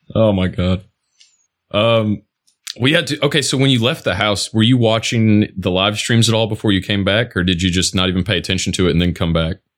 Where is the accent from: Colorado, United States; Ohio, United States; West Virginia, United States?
Ohio, United States; Toledo; moved away; also born or lived in Knoxville, Tennessee; I lived in Tennessee, out near Knoxville, but uh, I grew up in Toledo, right by the Ohio Michigan border.